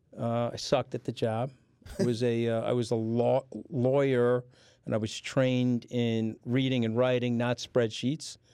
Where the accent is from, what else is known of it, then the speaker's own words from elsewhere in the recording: Long Island, New York, United States; the town I grew up in was the largest deposit of granulated sand in North America